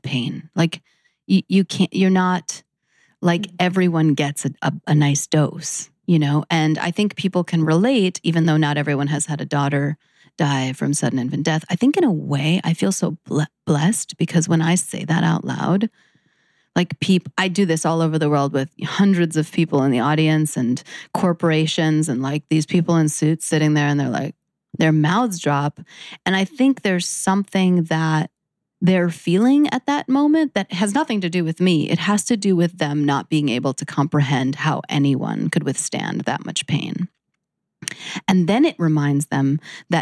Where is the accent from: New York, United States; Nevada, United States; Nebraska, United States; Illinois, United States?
New York, United States; New York City; I'm born and raised in New York City